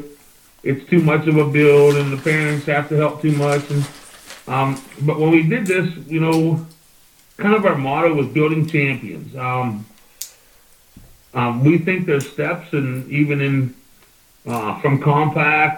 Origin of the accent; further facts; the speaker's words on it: Dunbar, Pennsylvania, United States; Dunbar, Pennsylvania, where I'm from, it's you know, it's not a big town